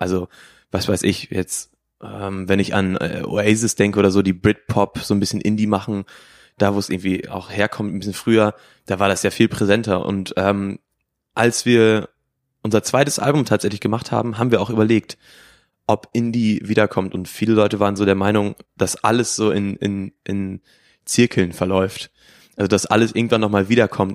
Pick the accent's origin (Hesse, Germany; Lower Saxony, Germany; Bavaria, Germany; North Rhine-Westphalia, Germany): Lower Saxony, Germany; Emsland; wir kommen aus dem Emsland, sind vier Freunde, die sich quasi aus dem Kindergarten schon kennen